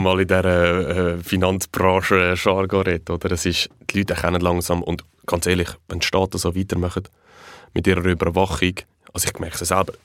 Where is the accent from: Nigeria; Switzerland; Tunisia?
Switzerland; bei uns in der Schweiz